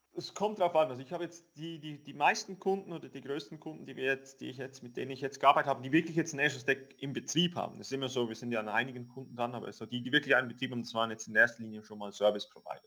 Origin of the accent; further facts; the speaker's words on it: Switzerland; wir als Schweizer